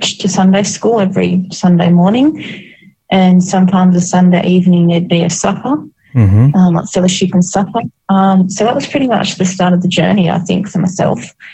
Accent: Wollongong, New South Wales, Australia; moved away as an adult; I was born in Wollongong and grew up here

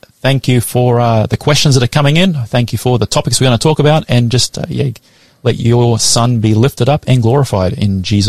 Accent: Brisbane, Queensland, Australia; also born or lived in Sydney; I was born in Sydney, but I grew up in Brisbane.

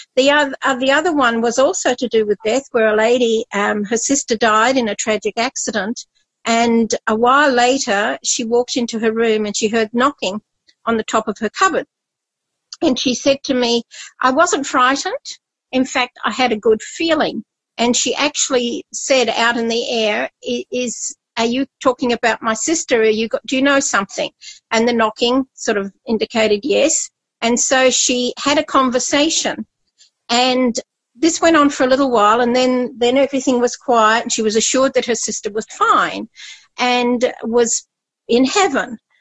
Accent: Scotland, United Kingdom; moved away; also born or lived in Papua New Guinea; I was born in Scotland and my culture, I was brought up doing Highland dancing.

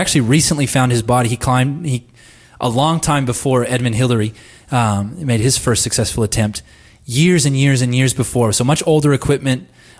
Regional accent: United States; I'm American

